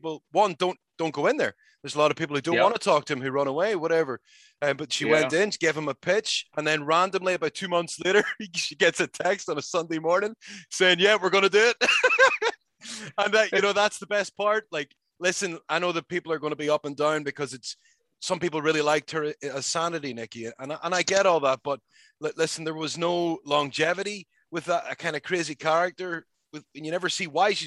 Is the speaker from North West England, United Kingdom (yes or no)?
no; Northern Ireland, United Kingdom; me as a Northern Irish person